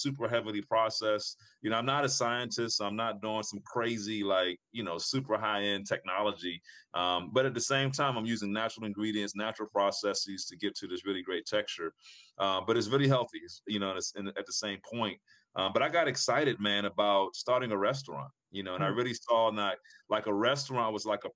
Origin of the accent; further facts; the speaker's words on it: Prince Frederick, Maryland, United States; This is in my hometown, Prince Frederick, Maryland, where I grew up at.